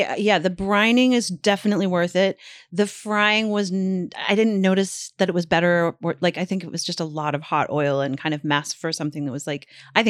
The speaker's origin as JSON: {"language": "English", "country": "Canada", "said": "but as a Canadian, I'd never had it before."}